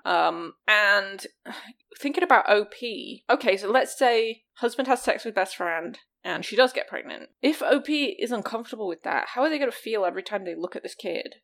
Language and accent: English; the north of England, United Kingdom; my my hometown has a big famous racecourse in the north of England